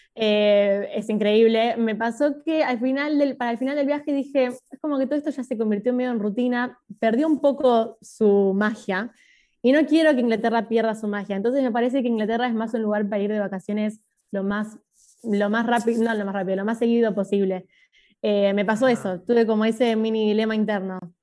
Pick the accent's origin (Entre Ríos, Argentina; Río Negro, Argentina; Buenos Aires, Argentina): Buenos Aires, Argentina; also born or lived in Tres de Febrero, Buenos Aires Province / Oxford, England; Yo nací en Capital, pero vivo en el conurbano, tipo al lado de Capital igual. ¿En, pero, ¿en dónde? En el partido 3 de febrero, tipo zona oeste. Bien. Eh, pero nací en Devoto, o sea, casi ahí nomás.